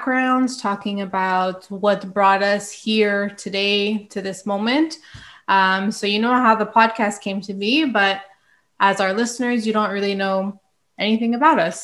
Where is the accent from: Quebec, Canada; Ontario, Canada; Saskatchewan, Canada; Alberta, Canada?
Quebec, Canada; Montreal; now in Pincourt, Canada; I'm originally from St. Leonard and I now live in Pancor